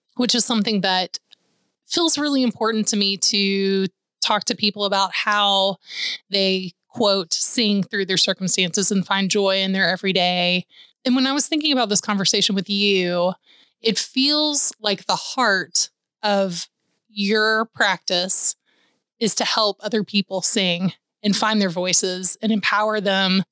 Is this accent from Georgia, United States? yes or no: yes; Atlanta, Georgia, United States; growing up in Atlanta